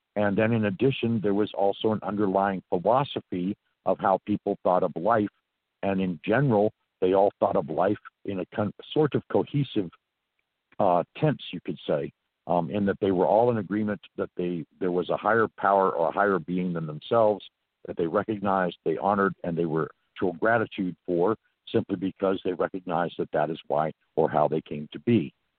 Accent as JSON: {"language": "English", "town": "Santa Monica", "region": "California", "country": "United States", "tie": "born or raised there", "also_born_or_lived": "New Orleans / South Carolina / Georgia / Florida", "moved": "as an adult", "said": "I was born and raised in Santa Monica, California, so I'm from the West Coast originally"}